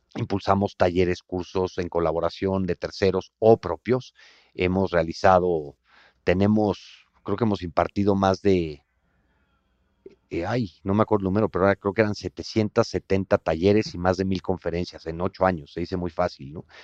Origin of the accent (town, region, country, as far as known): Mexico